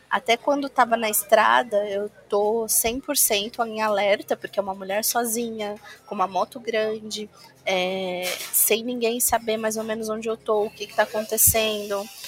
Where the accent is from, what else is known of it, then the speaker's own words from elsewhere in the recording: Mirandópolis, São Paulo, Brazil; born there; Em Mirandópolis. Mirandópolis é na divisa, é, é uma hora da divisa do estado de São Paulo com Mato Grosso do Sul.